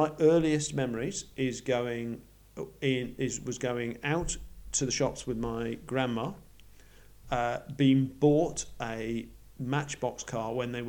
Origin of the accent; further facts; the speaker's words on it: Yorkshire and the Humber, United Kingdom; moved away as an adult; now in Australia; I grew up in Yorkshire, and both my grandparents lived in Bradford